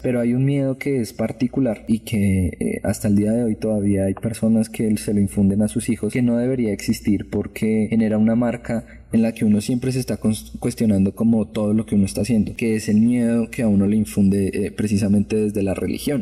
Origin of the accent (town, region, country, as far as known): Colombia